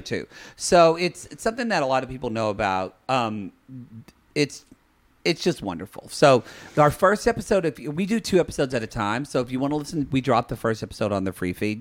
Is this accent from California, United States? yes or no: no; Dallas, Texas, United States; born or raised there; moved away